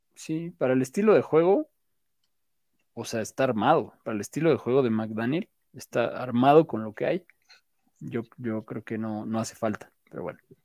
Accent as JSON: {"language": "Spanish", "region": "Mexico City", "country": "Mexico", "said": "así somos los chilangos"}